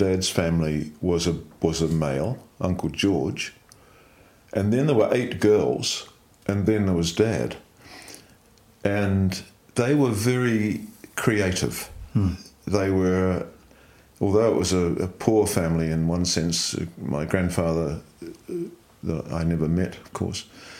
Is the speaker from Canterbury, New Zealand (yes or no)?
no; Dunedin, Otago, New Zealand; moved away as an adult; also born or lived in Christchurch / London; now in Central Otago, New Zealand; I was born in Dunedin in 1948 and youngest of 3 in a family.